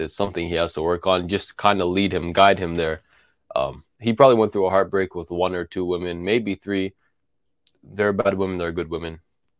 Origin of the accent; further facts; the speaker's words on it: Tulkarm, West Bank, Palestine; I'm from Tul Karim.